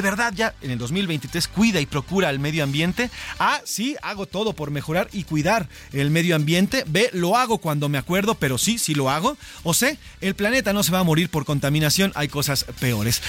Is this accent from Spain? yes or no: no; Mexico; mexicanos que no somos indígenas